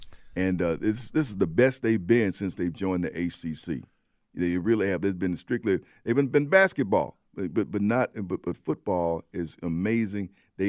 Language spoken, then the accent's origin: English; Birmingham, Alabama, United States; As someone who grew up not going to that game but having it around me, growing up in Birmingham